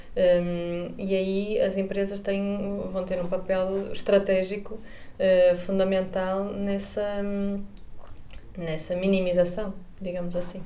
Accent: Porto, Norte, Portugal; moved away as an adult; now in Vigo, Spain; sou do Porto, vivo em Vigo e trabalho em Viena

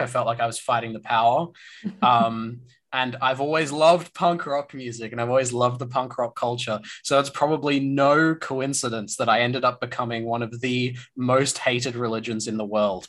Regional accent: Australia

